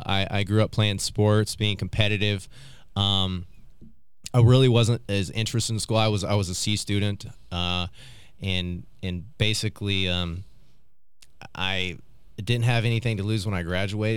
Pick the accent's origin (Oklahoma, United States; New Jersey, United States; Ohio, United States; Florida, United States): Oklahoma, United States; Oklahoma City; and so in that, I grew up in South OKC again.